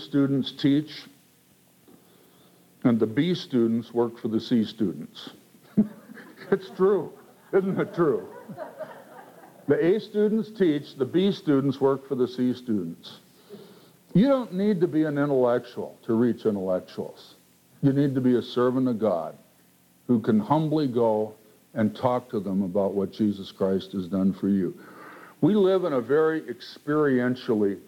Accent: Minneapolis, Minnesota, United States; my hometown, Minneapolis

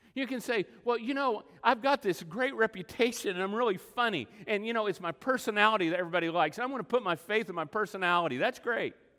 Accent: Texas Panhandle, United States; moved away; also born or lived in Oklahoma; all my life growing up in the Texas Panhandle

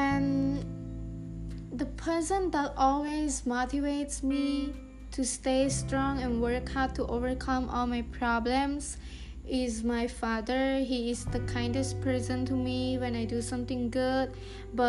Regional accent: Takhmao, Kandal, Cambodia; I'm a Cambodian, and I was born in Takma City, Kandahar Province.

